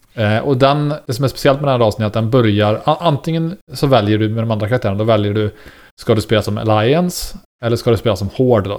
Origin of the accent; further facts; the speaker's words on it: Istrum, Skaraborg, Västra Götaland, Sweden; som jag har vuxit upp i Iström och gått i skola i Axvall och Varnhem, uh nej förlåt, Axvall och Skara